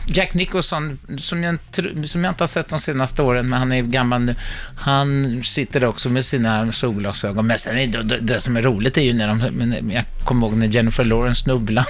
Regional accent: Sweden; vi som är svenskar

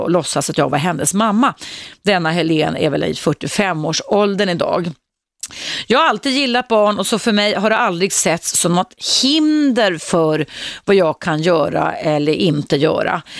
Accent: Stockholm, Stockholm County, Sweden; jag växte upp i Stockholms innerstad

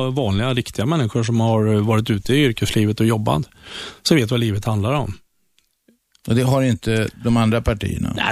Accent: Västra Götaland, Sweden; jag har varit en ganska flitig debattör i, i tidningar och sånt i, i Skaraborg, Västra Götaland där jag kommer ifrån.

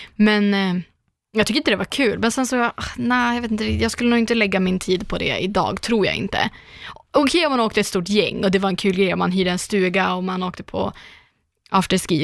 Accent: Umeå, Västerbotten County, Sweden; moved away; alla gånger jag varit hemma i Umeå

